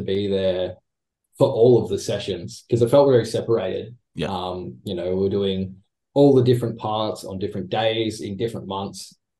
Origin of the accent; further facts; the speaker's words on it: Australia; we're all Australian